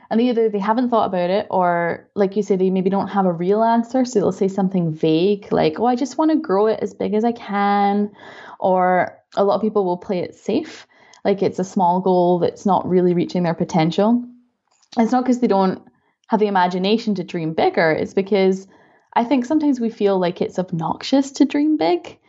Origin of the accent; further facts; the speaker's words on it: Scotland, United Kingdom; moved away as an adult; also born or lived in Florida, United States / Dubai, United Arab Emirates / Canada; now in Germany; So I'm from Scotland, as you can probably tell from my accent.